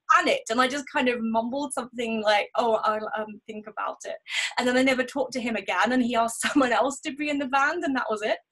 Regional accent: South of England, United Kingdom; moved away as an adult; also born or lived in the Midlands; I grew up in the south of England, and then I moved up to the Midlands, and just came back three years ago, back to my hometown

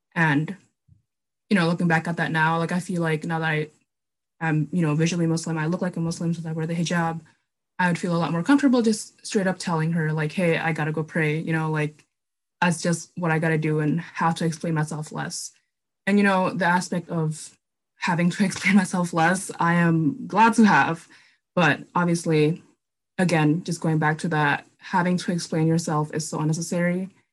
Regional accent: Minneapolis, Minnesota, United States; also born or lived in Indonesia / Germany; I grew up in Minneapolis

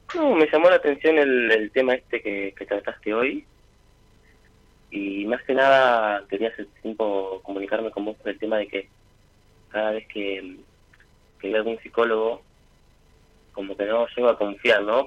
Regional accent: San Carlos de Bolívar, Buenos Aires Province, Argentina; De Bolívar, de San Carlos de Bolívar.

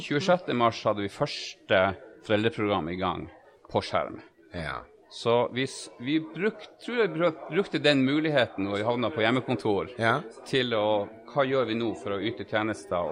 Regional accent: Tromsø, Troms, Norway; i hjemkommunen min, Tromsø

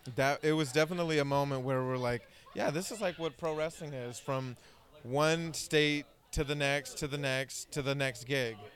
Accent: Bay Area, California, United States; growing up in the Bay Area, coming out as a teenager

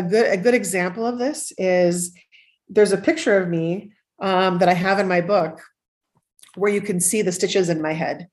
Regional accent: Northern Minnesota, United States; growing up in Northern Minnesota, where you had to face a cold winter every year.

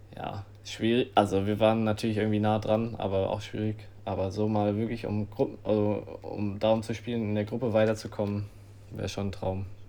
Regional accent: Germany; wir als Deutsche

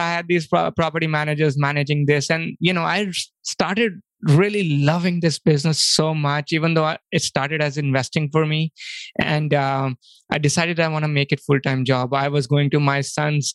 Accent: India; moved away as an adult; also born or lived in Pittsburgh, United States; now in United States; I actually was born and brought up in India. And in 2003, I came to US

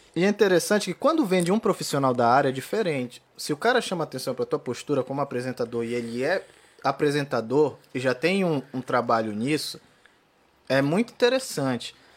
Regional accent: Pará, Brazil; moved away; also born or lived in Florianópolis; essa é a cara do meu Pará

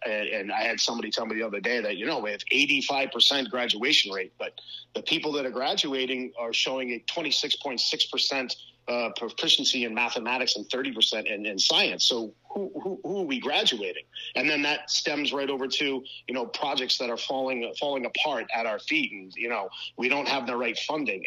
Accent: Cranston, Rhode Island, United States; born and raised in Cranston, Rhode Island, uh, currently still live there as well

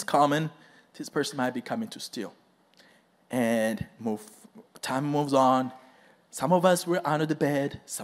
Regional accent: Rwanda; moved away; I am from Rwanda. It's a very tiny country and straight in the center of Africa. So that's where I grew up.

